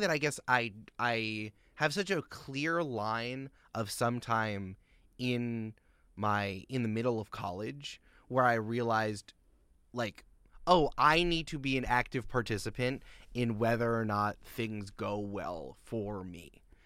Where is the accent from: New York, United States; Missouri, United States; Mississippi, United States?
New York, United States; Goldens Bridge; I grew up in Westchester County, New York